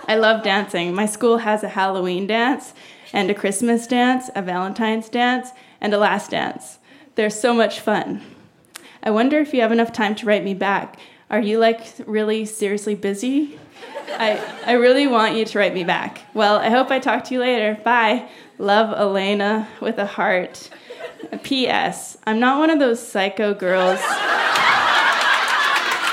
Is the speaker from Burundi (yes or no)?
no; Abbotsford, British Columbia, Canada; I'm from Abbotsford, B.C. 45 minutes from Vancouver.